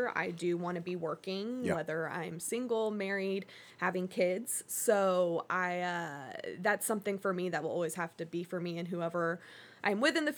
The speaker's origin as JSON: {"language": "English", "region": "Connecticut", "country": "United States", "tie": "born or raised there", "also_born_or_lived": "Georgia", "said": "even like growing up in Connecticut and Georgia, my family, we weren't super, like, we weren't watching the NFL every Sunday."}